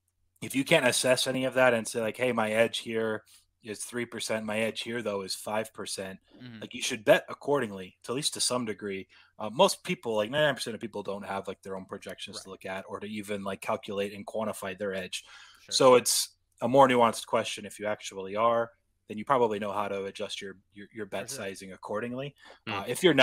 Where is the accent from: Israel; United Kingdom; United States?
United States; West Coast; I am from the West Coast.